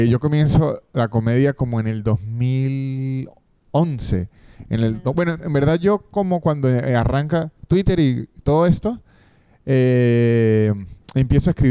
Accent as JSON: {"language": "Spanish", "country": "Argentina", "accent": "Argentine", "said": "Espero que mi acento argentino no"}